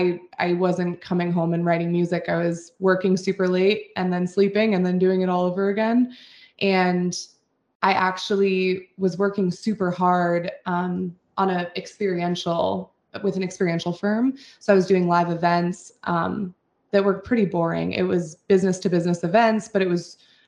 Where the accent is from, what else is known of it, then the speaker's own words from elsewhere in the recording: Steamboat Springs, Colorado, United States; moved away; I had moved back to my hometown, which is Steamboat Springs, Colorado